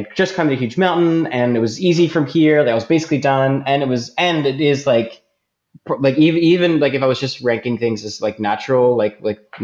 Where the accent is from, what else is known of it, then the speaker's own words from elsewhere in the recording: Philadelphia, Pennsylvania, United States; moved away as an adult; also born or lived in Michigan; now in Vancouver, Canada; I was born in Philadelphia